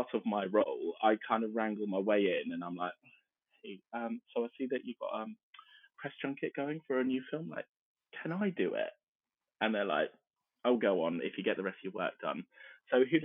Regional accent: Camberley, South East England, United Kingdom; the little local Odeon in my hometown of Camberley

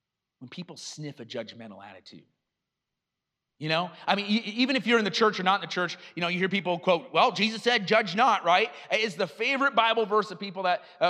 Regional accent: Iowa, United States; now in Kenosha, United States; I grew up in Iowa and I would go out in the farm fields

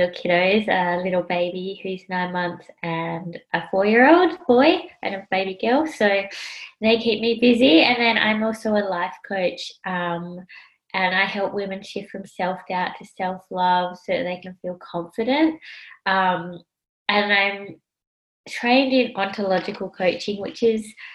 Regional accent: Australia; also born or lived in Sri Lanka; I was adopted from Sri Lanka by an Australian couple, and they were Caucasian

